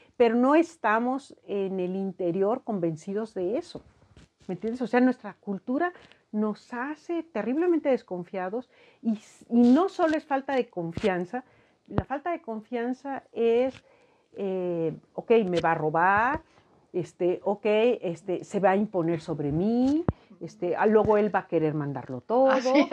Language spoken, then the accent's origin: Spanish; Mexico; nuestra propia cultura como mexicanos